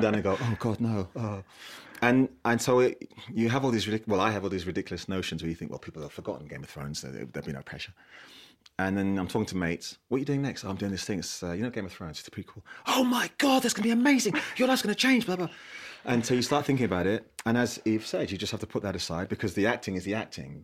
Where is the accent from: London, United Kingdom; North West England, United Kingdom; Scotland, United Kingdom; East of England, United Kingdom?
London, United Kingdom; I grew up in South East London, grew up in an estate in South East London